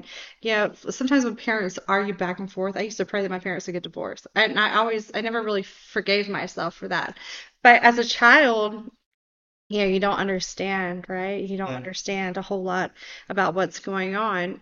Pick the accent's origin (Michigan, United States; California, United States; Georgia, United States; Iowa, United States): Georgia, United States; I grew up in Georgia